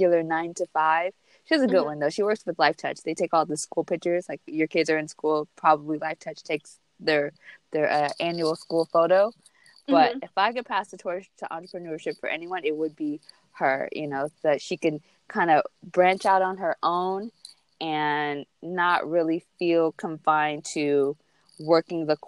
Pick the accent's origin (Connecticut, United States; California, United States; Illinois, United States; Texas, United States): California, United States; from Cali